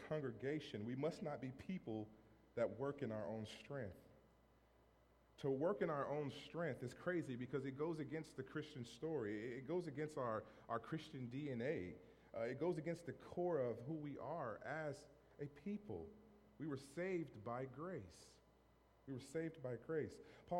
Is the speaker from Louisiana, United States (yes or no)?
yes; Monroe, Louisiana, United States; moved away as an adult; also born or lived in Framingham, Massachusetts; now in Fitchburg, United States; growing up in Monroe, Louisiana